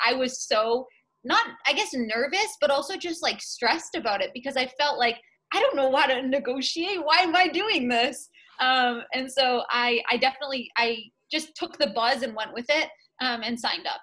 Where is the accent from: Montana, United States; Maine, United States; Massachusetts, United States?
Massachusetts, United States; Middleton; I'm from Middleton, Massachusetts originally, so the North Shore of mass. I've always been here